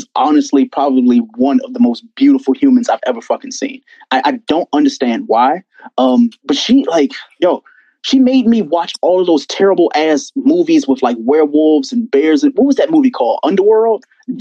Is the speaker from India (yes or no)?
no; United States; I'm from the States.